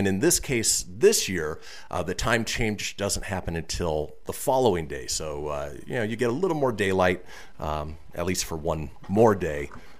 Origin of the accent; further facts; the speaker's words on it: California, United States; also born or lived in Minnesota; growing up in Southern California where the weather was always nice trick-or-treating.